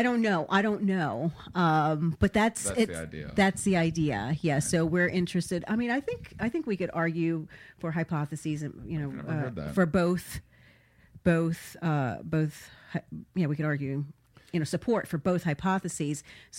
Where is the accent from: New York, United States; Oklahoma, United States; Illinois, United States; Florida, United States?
Florida, United States; South Florida.